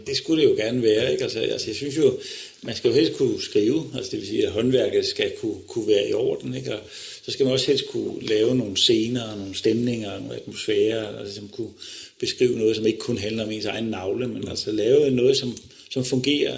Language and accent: Danish; Odense, Southern Denmark, Denmark; moved away; jeg kommer fra Odense, og øh, min far var direktør for tekniske skoler i Odense